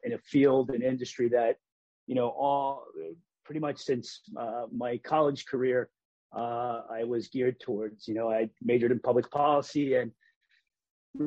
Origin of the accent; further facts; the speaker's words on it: Hartford, Connecticut, United States; I grew up in Hartford